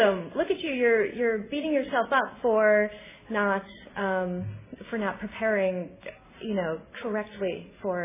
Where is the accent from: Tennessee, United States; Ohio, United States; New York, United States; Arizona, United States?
New York, United States; Albany; now in Los Angeles, United States; I live in LA right now, and I'm from Albany, New York